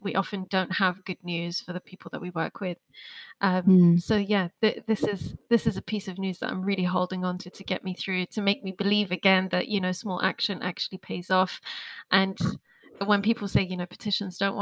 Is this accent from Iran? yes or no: yes; Iran; moved away; also born or lived in Iraq; I was born into that confusion in Iran. So I grew up in Iran, very much connected to Iranian culture